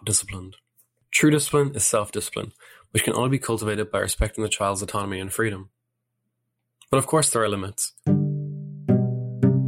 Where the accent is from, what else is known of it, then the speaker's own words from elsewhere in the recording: Ireland; my home country, Ireland